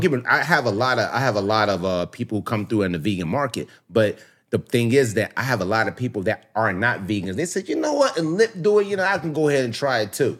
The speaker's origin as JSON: {"language": "English", "town": "Philadelphia", "region": "Pennsylvania", "country": "United States", "tie": "born or raised there", "also_born_or_lived": "South Florida", "moved": "yes", "lives_now": "Miami, United States", "said": "I grew up in Philly, born and raised"}